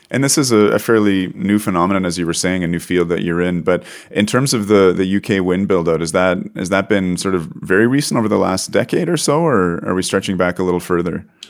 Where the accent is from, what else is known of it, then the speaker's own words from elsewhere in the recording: Canada; as a Canadian, not even living in the north of Canada, but experiencing some uh, unusual northern weather in the south part of Canada